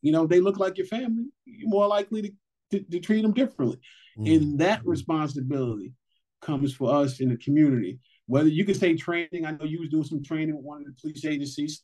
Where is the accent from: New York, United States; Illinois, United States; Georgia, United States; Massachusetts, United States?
New York, United States; New York City; individuals like myself from New York City. You know, I grew up in Brooklyn